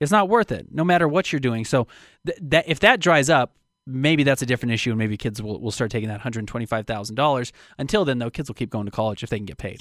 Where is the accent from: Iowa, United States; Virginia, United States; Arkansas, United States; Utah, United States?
Utah, United States; I'm from Utah